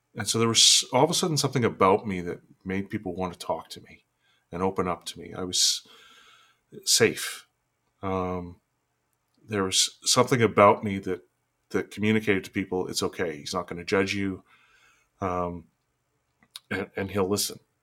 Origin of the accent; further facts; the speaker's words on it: Fort St. John, British Columbia, Canada; I was born and raised in Fort St. John, which is this small town in northern British Columbia.